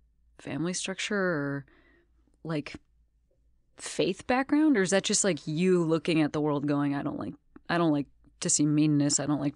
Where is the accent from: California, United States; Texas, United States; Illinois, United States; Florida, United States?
Illinois, United States; Western Springs; I'm from Western Springs, which right near.